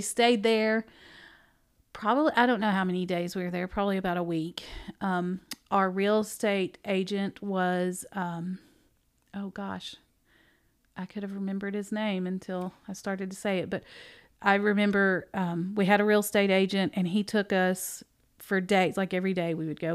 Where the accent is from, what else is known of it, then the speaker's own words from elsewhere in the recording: Dickson, Tennessee, United States; also born or lived in Naples, Florida; I moved to Dixon on my sixth birthday.